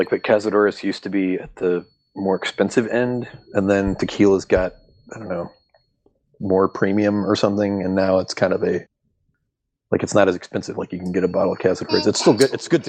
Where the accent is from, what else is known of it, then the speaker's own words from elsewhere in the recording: Fort Wayne, Indiana, United States; also born or lived in Springfield, Illinois; Born in Springfield, Illinois, but grew up in Fort Wayne, Indiana.